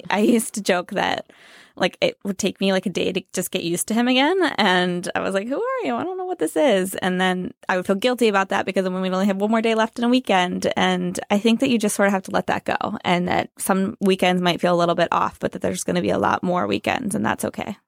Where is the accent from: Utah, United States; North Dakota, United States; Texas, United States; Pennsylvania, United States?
Pennsylvania, United States; moved away as an adult; also born or lived in Chicago; now in New York, United States; I'm from Pennsylvania